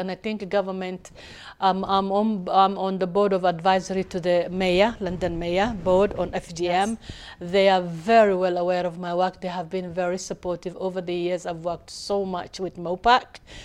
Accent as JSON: {"language": "English", "country": "Somalia", "tie": "born or raised there", "moved": "yes", "lives_now": "United Kingdom", "said": "I come from Somalia"}